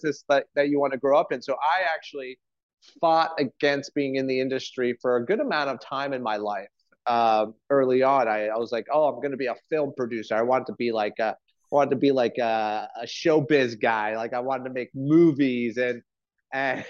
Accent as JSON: {"language": "English", "town": "Montreal", "region": "Quebec", "country": "Canada", "tie": "born or raised there", "also_born_or_lived": "France", "moved": "yes", "said": "I'm one of those kitchen rats that I grew up in the family industry. I'm from Montreal"}